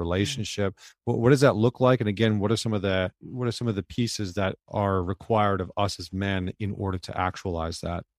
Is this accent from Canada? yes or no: yes; Northern Alberta, Canada; I grew up in Northern Alberta, in Canada